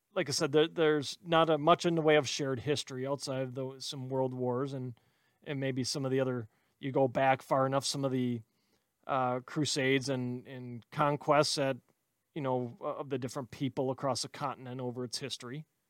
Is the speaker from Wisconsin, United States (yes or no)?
yes; Wisconsin, United States; I'm from Wisconsin